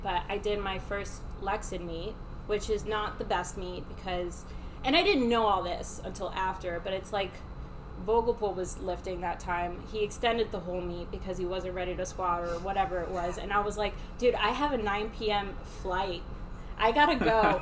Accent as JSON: {"language": "English", "town": "Miami", "region": "Florida", "country": "United States", "tie": "born or raised there", "said": "I was raised in Miami."}